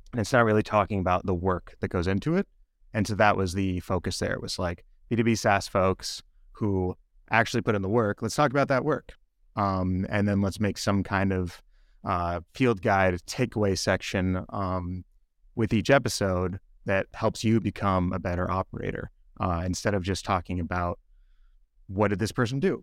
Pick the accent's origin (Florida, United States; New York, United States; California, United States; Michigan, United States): California, United States; Los Angeles; moved away as an adult; also born or lived in Boston; I grew up in Los Angeles